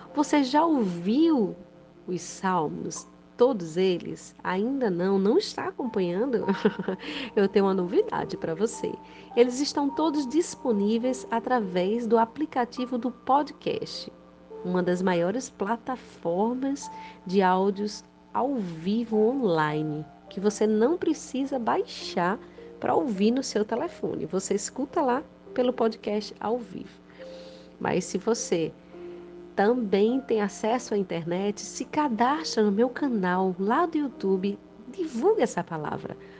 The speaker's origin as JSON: {"language": "Portuguese", "region": "Rio Grande do Norte", "country": "Brazil", "said": "sou do Rio Grande do Norte"}